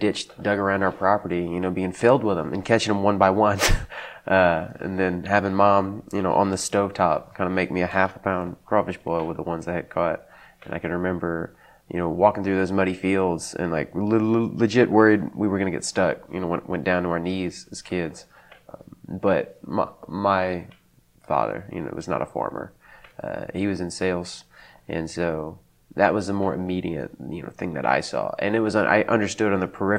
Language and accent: English; south of Crowley, Lions Point, Louisiana, United States; I actually grew up south of Crowley in around a little area called Lions Point, which is not actually a city